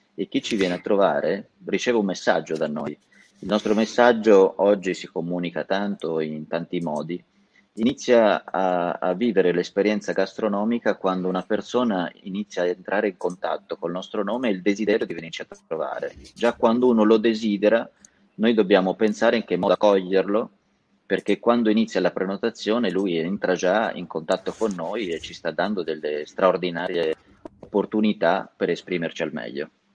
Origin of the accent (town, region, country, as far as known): Castelmartini, Tuscany, Italy; born or raised there; now in Lombardy, Italy